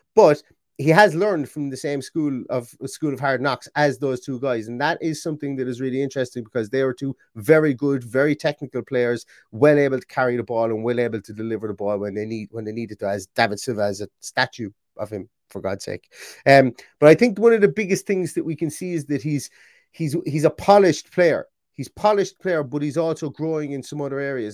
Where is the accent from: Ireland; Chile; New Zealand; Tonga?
Ireland